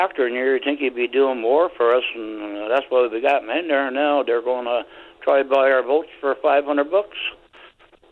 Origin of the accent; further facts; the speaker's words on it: Newfoundland and Labrador, Canada; I'm a Newfoundlander. I don't speak really well. I'm from the old country, I guess, or the old way